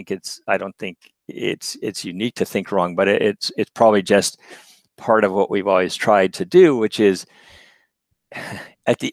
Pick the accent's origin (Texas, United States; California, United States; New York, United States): California, United States; Berkeley; being born in Berkeley and growing up in California